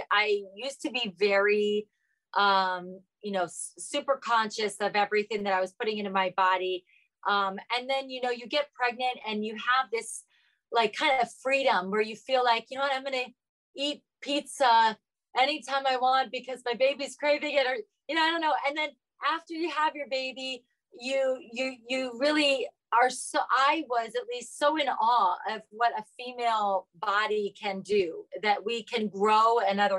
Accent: Ohio, United States; I'm from Ohio

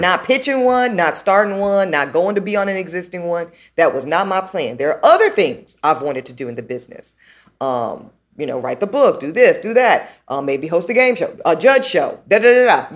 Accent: the South, United States; I'm a daughter from the South

